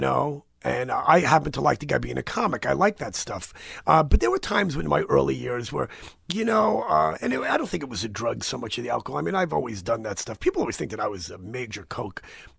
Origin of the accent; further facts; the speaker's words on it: New York, United States; born there; And I always say I was born in the Bronx, you know.